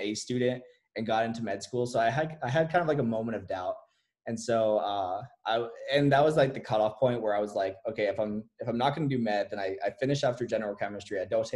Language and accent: English; Las Vegas, Nevada, United States; I'm from Las Vegas, Nevada. I was pretty much just raised here